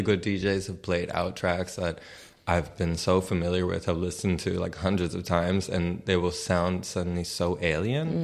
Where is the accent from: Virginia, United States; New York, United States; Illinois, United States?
New York, United States; New York City; moved away as an adult; now in Berlin, Germany; I was born and raised in New York City